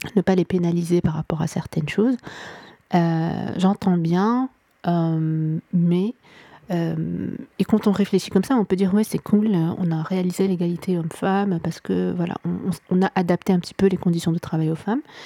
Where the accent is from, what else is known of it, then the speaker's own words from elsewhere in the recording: Morocco; also born or lived in Vietnam; je suis marocaine, je vis en ce moment au Maroc. je suis née ici, j'ai grandi ici